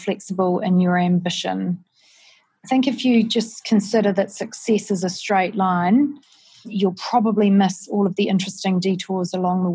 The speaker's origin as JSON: {"language": "English", "town": "Palmerston North", "region": "Manawatū-Whanganui", "country": "New Zealand", "tie": "born or raised there", "moved": "yes", "lives_now": "Auckland, New Zealand", "said": "growing up in Palmerston North with two parents who were scientists"}